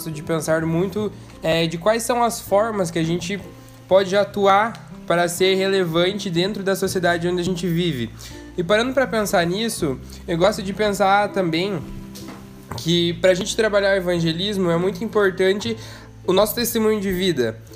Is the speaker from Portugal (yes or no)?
no; Florianópolis, Santa Catarina, Brazil; 21 anos e sou de Florianópolis.